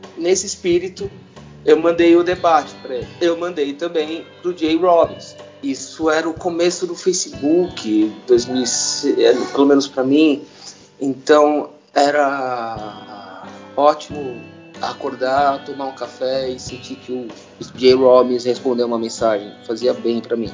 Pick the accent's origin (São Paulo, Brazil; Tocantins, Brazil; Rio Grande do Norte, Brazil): São Paulo, Brazil; also born or lived in Santa Bárbara d'Oeste, São Paulo; Eu, eu nasci em Santa Bárbara do Oeste. Eu nasci no interior de São Paulo, mas eu cresci na Teodoro Sampaio